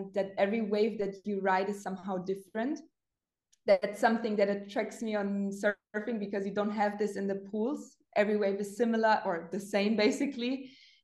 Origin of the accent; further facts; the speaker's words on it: Munich, Bavaria, Germany; also born or lived in the Alps; my hometown, Munich